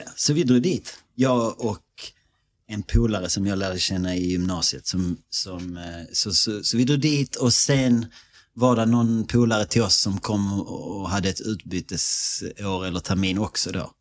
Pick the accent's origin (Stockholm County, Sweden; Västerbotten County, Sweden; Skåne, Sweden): Skåne, Sweden; Malmö; accent: Scanian; moved away as an adult; also born or lived in Australia; vi växte upp i Malmö